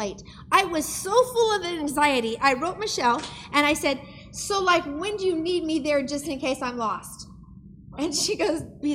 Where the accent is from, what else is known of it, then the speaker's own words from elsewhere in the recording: Idaho, United States; I'm from Idaho, so we have trees and trucks